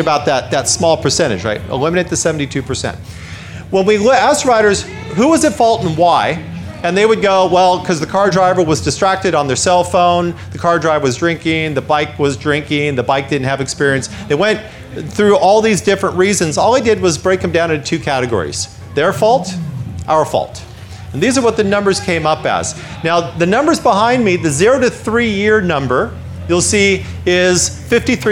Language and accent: English; United States; I'm from the United States. You can tell by my funny accent.